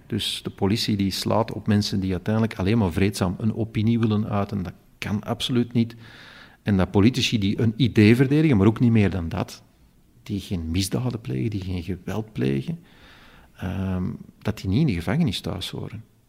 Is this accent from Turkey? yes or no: no; Flanders, Belgium; hier bij ons in Vlaanderen